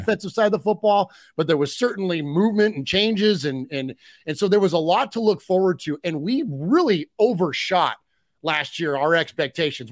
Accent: United States; I'm an American

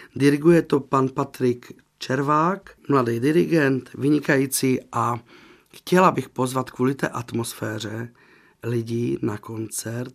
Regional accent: Slovakia; moved away; já jsem ze Slovenska

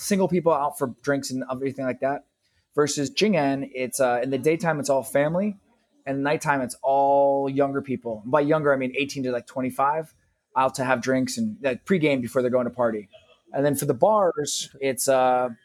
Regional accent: San Francisco, California, United States; moved away as an adult; now in Shanghai, China; I'm from the U.S. I'm from San Francisco, California

